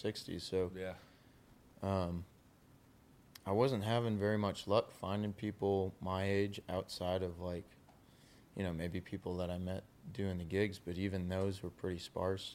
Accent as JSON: {"language": "English", "region": "New Hampshire", "country": "United States", "tie": "born or raised there", "also_born_or_lived": "Maine", "moved": "as an adult", "said": "growing up in New Hampshire, that was the school we would"}